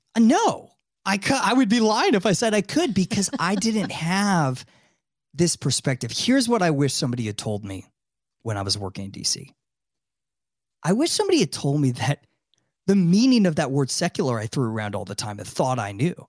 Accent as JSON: {"language": "English", "town": "Tampa", "region": "Florida", "country": "United States", "tie": "born or raised there", "also_born_or_lived": "Washington, D.C.", "said": "my hometown of Tampa, Florida"}